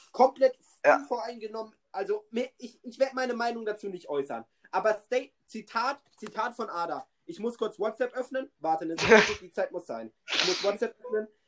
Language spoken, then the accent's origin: German; Turkey; Digga, ich, mich, ich als Türke, die Frage